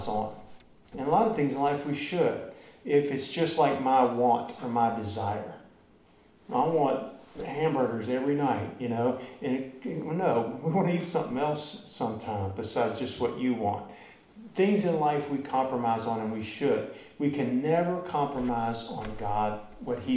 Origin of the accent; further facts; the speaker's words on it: Baton Rouge, Louisiana, United States; I'm from Baton Rouge